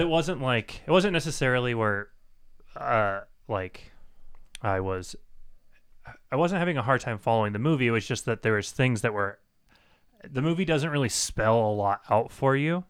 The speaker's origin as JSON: {"language": "English", "country": "United States", "said": "I'm from the United States"}